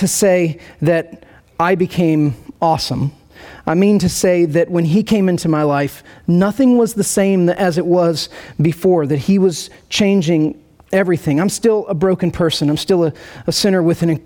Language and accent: English; rural Indiana, United States; moved away as an adult; also born or lived in Nashville / St. Louis; now in Kansas City, United States; I grew up in rural Indiana, central Indiana